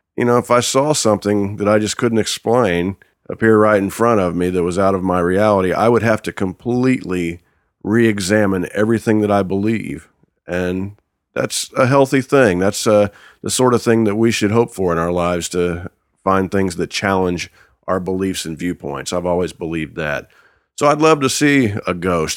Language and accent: English; Wanamaker, Indiana, United States; I'm from Wanamaker, Indiana